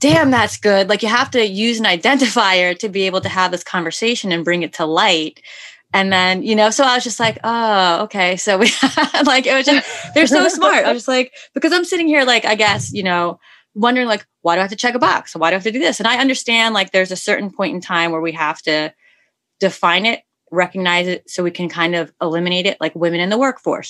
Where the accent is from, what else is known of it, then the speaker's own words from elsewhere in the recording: New York City, New York, United States; I come from New York City